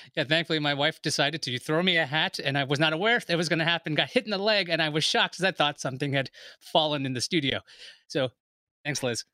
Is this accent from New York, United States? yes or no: yes; New York City, New York, United States; I'm from Queens